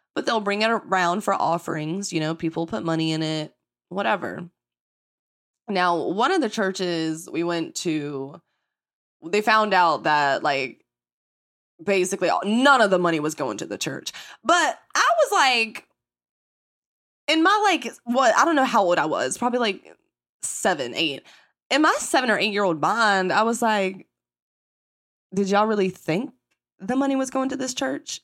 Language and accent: English; the Bible Belt in the South, United States; accent: country; growing up in the Bible Belt in the South